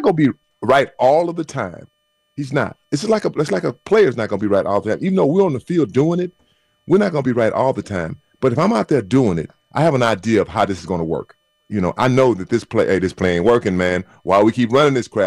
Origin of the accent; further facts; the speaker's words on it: Texas, United States; moved away; I'm from Texas